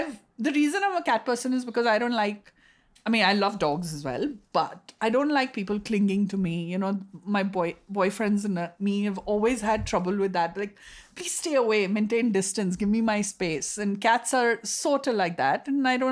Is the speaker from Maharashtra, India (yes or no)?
yes; Pune, Maharashtra, India; moved away; also born or lived in United States / Egypt; I am from Pune. My family's here